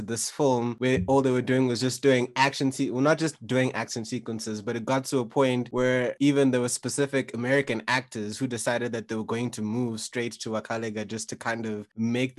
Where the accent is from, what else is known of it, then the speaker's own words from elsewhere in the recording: Kenya; moved away; also born or lived in South Africa; I was born in Kenya and then I moved to South Africa.